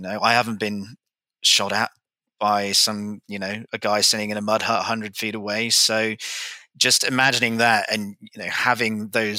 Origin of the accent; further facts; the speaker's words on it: United Kingdom; as a Brit, you may be able to, you know, I wasn't really brought up with guns.